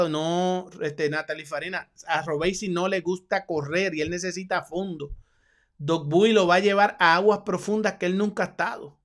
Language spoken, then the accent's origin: Spanish; Puerto Rico; mi dinero va con el cubano y soy boricua. Soy boricua.